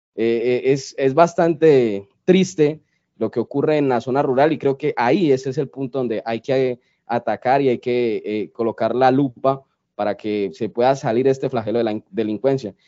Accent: Colombia; somos colombianos

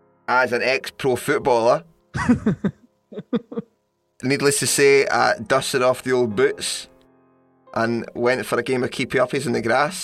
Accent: Scotland, United Kingdom

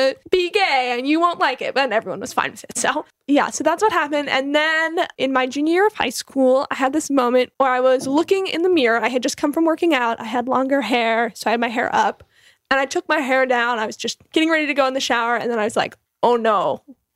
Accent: Massachusetts, United States; I grew up in Massachusetts

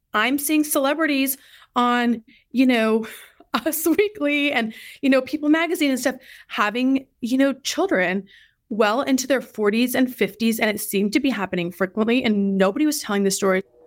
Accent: Idaho, United States; moved away as an adult; also born or lived in Eastern Washington / Tucson, Arizona / Indianapolis; now in Dallas, United States; I'm originally from Idaho

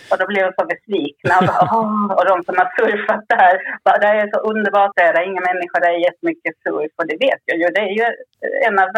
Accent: Skåne, Sweden; Jag är uppväxt på Österlen ju

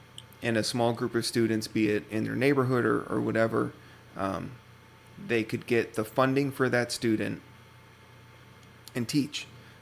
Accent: Wisconsin, United States; I grew up in Wisconsin

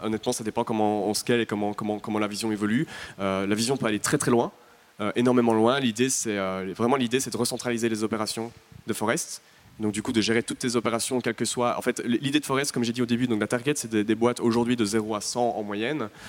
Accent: Belgium; je suis belge

